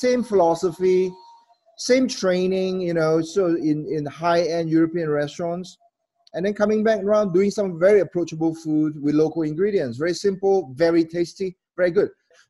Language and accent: English; Malaysia; I'm Malaysian. We have 1,000 years of culinary history here and ingredients.